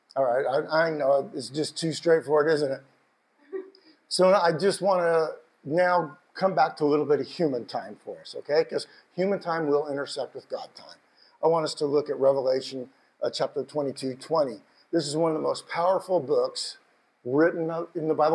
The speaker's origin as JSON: {"language": "English", "country": "United States", "said": "I told him Washington"}